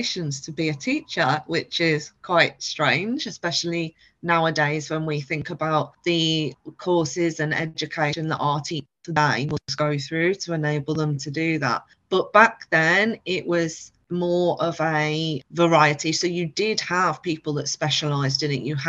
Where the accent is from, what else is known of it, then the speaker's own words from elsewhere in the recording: Liverpool, North West England, United Kingdom; moved away as an adult; also born or lived in the Midlands; I was brought up in Liverpool and left when I was 18 to go to university in the Midlands